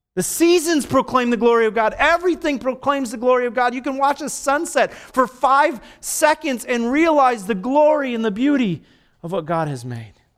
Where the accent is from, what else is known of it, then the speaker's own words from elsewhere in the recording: Dominican Republic; moved away; I was born in the Dominican, so I'm a Dominican